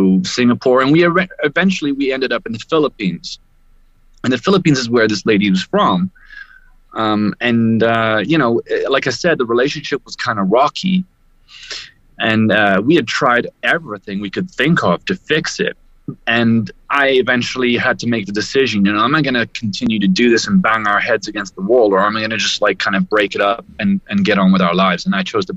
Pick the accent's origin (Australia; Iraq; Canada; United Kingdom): United Kingdom; moved away as an adult; I am a Brit originally, traveling the world